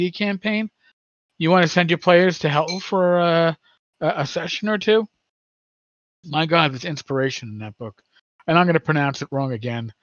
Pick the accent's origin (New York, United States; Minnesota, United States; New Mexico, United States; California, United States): New York, United States; I'm a New Yorker.